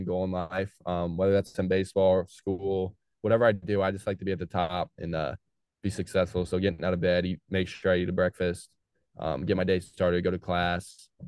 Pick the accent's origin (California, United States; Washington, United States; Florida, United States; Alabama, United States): California, United States; Modesto; I'm from Modesto, which is not near Sacramento. So like, I'm kind not really from LA.